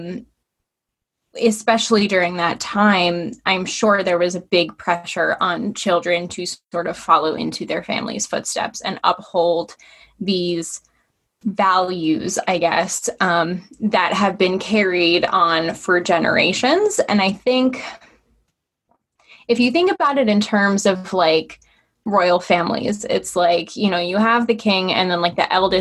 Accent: Connecticut, United States; also born or lived in New York; I was born in New York, but I have been in Connecticut since I started kindergarten

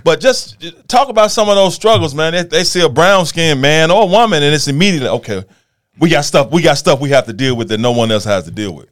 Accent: Memphis, Tennessee, United States; I'm from White Haven

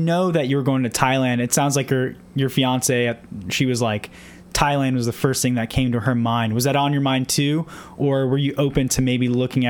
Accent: Orlando, Florida, United States; I'm actually from Orlando.

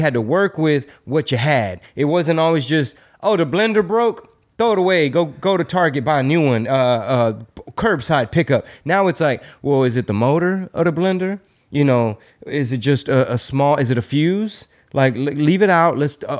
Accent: United States; you and I had the luxury of growing up in America with a different system.

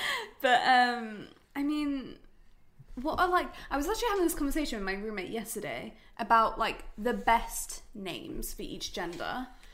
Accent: England, United Kingdom; I'm English.

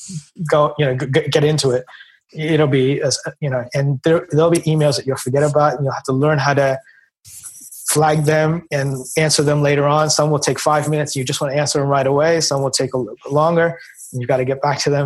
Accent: United States; also born or lived in India; We moved to the United States. I think I was about 2.5 at the time.

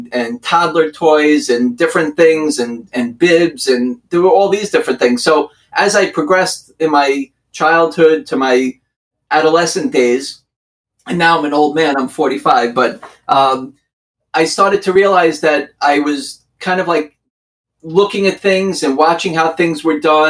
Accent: Long Island, New York, United States; accent: New York; also born or lived in Brooklyn, New York; I'm from Long Island, New York.

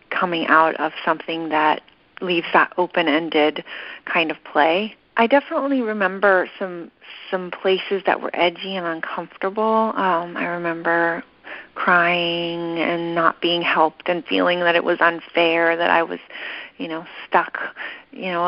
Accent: Big Sur, California, United States; growing up in Big Sur and growing up at Esalen

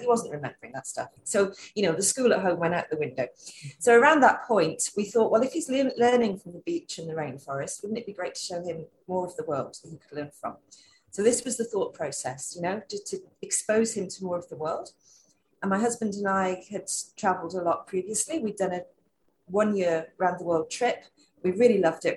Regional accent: London, United Kingdom; moved away as an adult; also born or lived in Wales; now in Queensland, Australia; I'm a Londoner

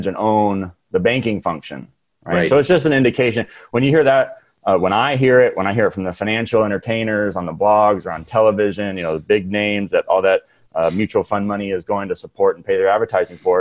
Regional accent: Redlands, California, United States; I'm from Redlands, California.

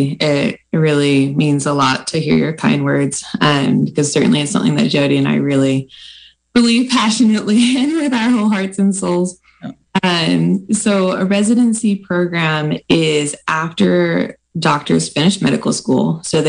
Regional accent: Vallejo, California, United States; also born or lived in Fairfield, California / Boston / England; I'm a California girl, born and bred. I grew up in Vallejo in Fairfield, California, and then went away to Boston for my med school training, met my husband in England, and then came back to Sutter Santa Rosa

